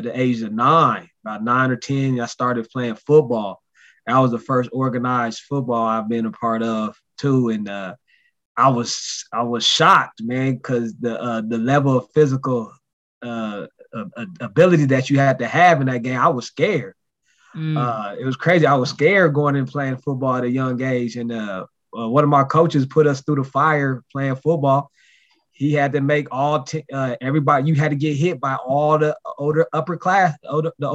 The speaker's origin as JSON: {"language": "English", "town": "Denver", "region": "Colorado", "country": "United States", "tie": "born or raised there", "said": "I'm originally from Denver, Colorado"}